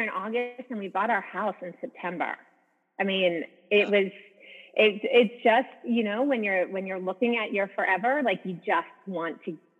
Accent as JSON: {"language": "English", "town": "Wynnewood", "region": "Pennsylvania", "country": "United States", "tie": "born or raised there", "also_born_or_lived": "Charleston, South Carolina / Europe", "moved": "as an adult", "said": "I was born outside of Philadelphia, Pennsylvania. I grew up in Wynwood."}